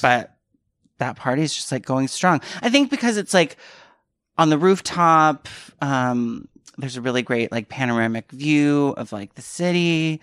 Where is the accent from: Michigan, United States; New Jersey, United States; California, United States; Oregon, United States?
California, United States; San Francisco Bay Area; moved away as an adult; also born or lived in New York; now in Los Angeles, United States; I grew up in the Bay Area.